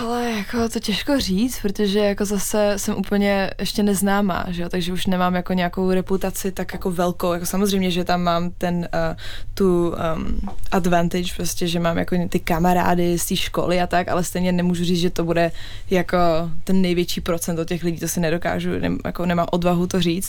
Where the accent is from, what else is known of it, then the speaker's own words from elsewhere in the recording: Czechia; also born or lived in England; now in United Kingdom; jsem Češka